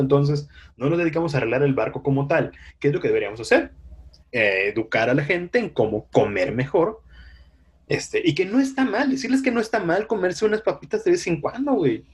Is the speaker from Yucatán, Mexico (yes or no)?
yes; Yucatán, Mexico; moved away; en los municipios de Yucatán, de donde soy